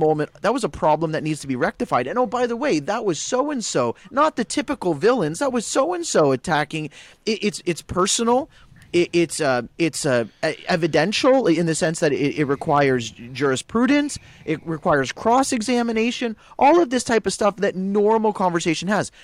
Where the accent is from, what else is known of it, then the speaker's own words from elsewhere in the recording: Guelph, Ontario, Canada; I grew up in Guelph, right. I grew up in Little Italy